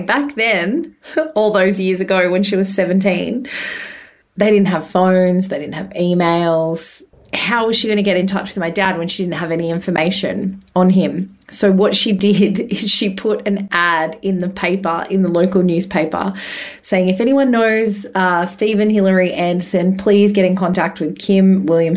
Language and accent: English; Bathurst, New South Wales, Australia; now in Perth, Australia; We grew up in Bathurst in New South Wales. I now am in Perth.